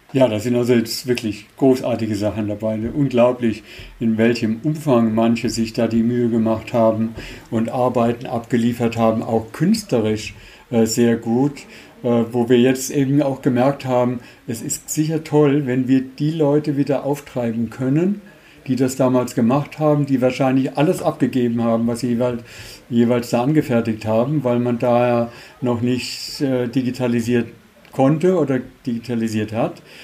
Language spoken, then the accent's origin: German; Germany; wir als Deutsche in den 60ern noch nicht unbedingt die beliebtesten waren in der Schweiz